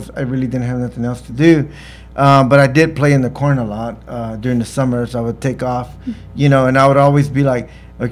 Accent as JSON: {"language": "English", "town": "Staples", "region": "Texas", "country": "United States", "tie": "born or raised there", "said": "growing up in Staples"}